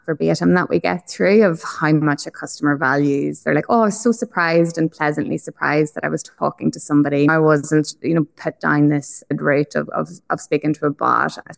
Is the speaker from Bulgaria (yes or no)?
no; Ireland; accent: Irish; now in Australia; I'm obviously Irish, as the accent is probably quite evident